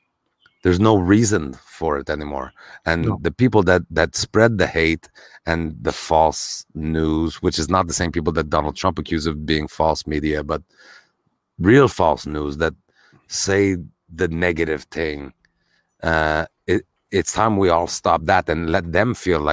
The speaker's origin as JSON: {"language": "English", "country": "Canada", "tie": "born or raised there", "said": "And as white people, I think, Luigi, growing up in Canada of all places, we can admit that we're privileged absolutely."}